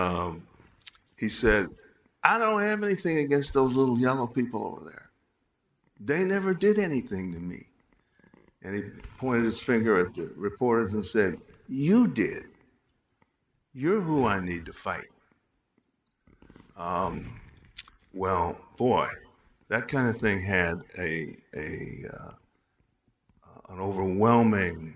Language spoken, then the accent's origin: English; Chicago, Illinois, United States; I was walking down Wabash Avenue in Chicago, my hometown